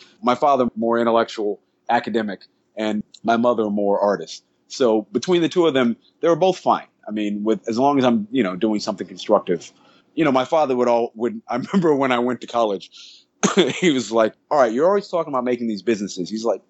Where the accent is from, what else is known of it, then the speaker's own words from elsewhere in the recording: St. Croix, U.S. Virgin Islands; also born or lived in Charlotte, North Carolina; Yes, I came from the Caribbean. Yes. I was born in St. Croix, U.S. Virgin Islands.